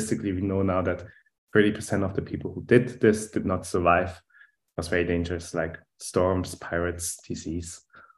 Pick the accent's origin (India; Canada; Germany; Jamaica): Germany; accent: German; English is a second language; moved away as an adult; also born or lived in Munich, Germany / Boston, United States / California, United States; now in Zurich, Switzerland; we'll explain my German accent here over the podcast